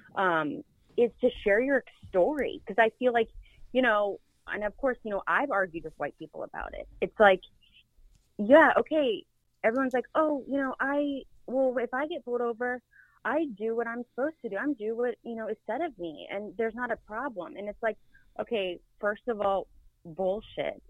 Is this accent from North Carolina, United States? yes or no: yes; Charlotte, North Carolina, United States; moved away; I'm born and raised in Charlotte